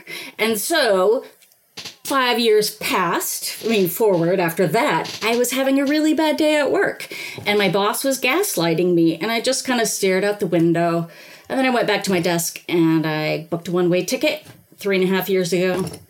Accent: Biloxi, Mississippi, United States; born there; Well, I was born in Biloxi, Mississippi.

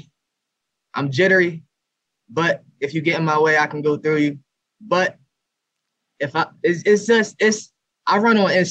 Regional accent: Bristol, Pennsylvania, United States; I'm from Bristol

